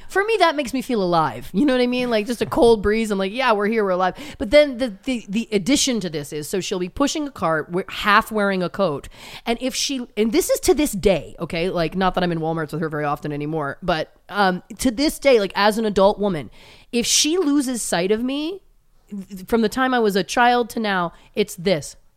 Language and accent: English; Belleville, Ontario, Canada; moved away as an adult; also born or lived in Toronto; now in Los Angeles, United States; my hometown, Belleville, Ontario, Canada